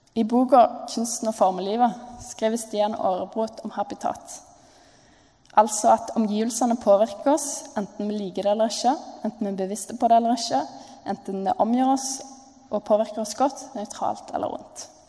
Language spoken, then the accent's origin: Norwegian; Jørpeland, Rogaland, Norway; moved away; jeg kom fra Jørpeland, eh, som er ut fra mine øyne verdens fineste plass. Det ligger eh, på innsida av Stavanger. Og hvis dere bor på Preikestolen, så er det et kvarter derfra.